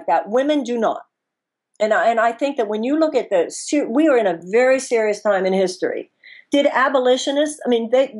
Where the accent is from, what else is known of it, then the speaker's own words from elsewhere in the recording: United States; as American women